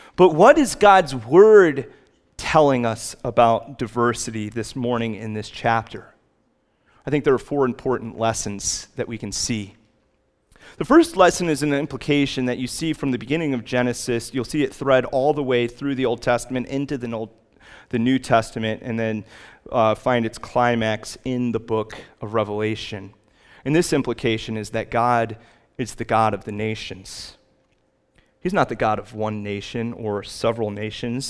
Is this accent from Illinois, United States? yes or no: yes; Chicago, Illinois, United States; Growing up in Chicago